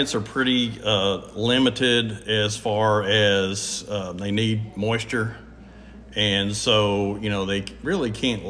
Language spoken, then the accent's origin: English; Oklahoma, United States; moved away as an adult; also born or lived in Ardmore, Oklahoma / Arkansas; I grew up in Oklahoma